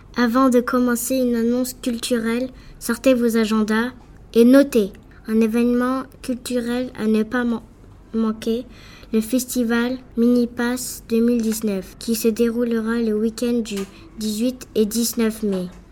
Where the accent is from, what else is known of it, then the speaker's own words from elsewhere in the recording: France; now in Jakarta, Indonesia; Je viens de France et euh, j'habite à Jakarta, en Indonésie